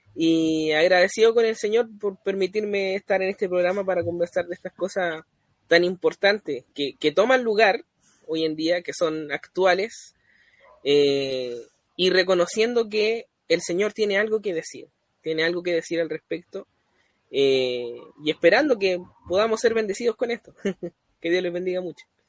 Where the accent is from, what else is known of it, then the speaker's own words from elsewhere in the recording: Chile; also born or lived in Coltauco, O'Higgins Region; soy chileno, residente en la sexta región, en la comuna de Coltauco